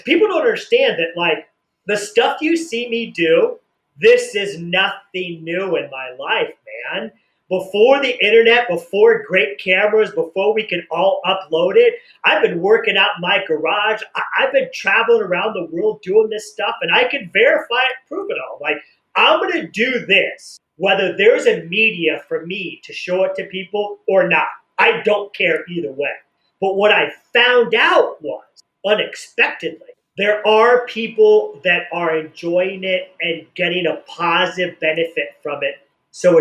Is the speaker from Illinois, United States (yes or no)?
no; Des Moines, Iowa, United States; moved away; also born or lived in San Diego; I was born in Iowa, Des Moines, Iowa. Born and raised in Iowa